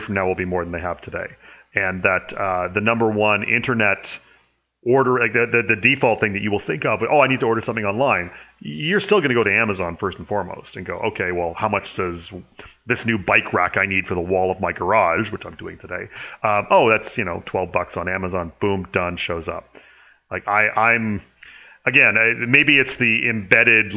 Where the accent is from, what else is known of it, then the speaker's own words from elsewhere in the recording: Canada; speaking as a Canadian here